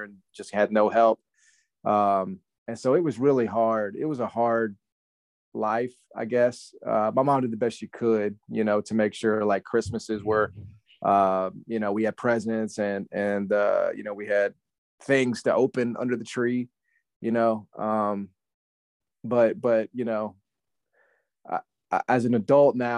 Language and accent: English; Memphis, Tennessee, United States; I'm from Memphis. Never left